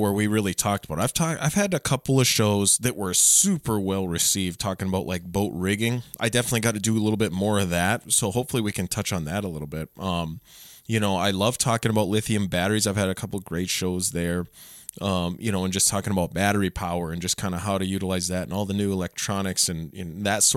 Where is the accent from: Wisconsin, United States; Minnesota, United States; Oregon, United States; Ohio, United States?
Minnesota, United States; Otter Tail County; growing up, I grew up in Otter Tail County